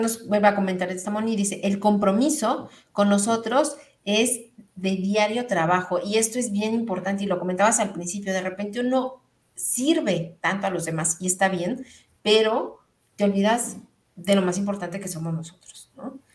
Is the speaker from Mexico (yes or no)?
yes; Mexico City, Mexico; Yo también soy de Ciudad de México